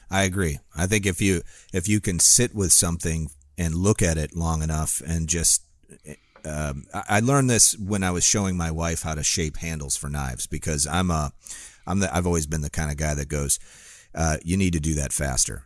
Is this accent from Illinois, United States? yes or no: yes; Northern Illinois, United States; now in Florida, United States; I grew up in Northern Illinois where, and I had a pond in my backyard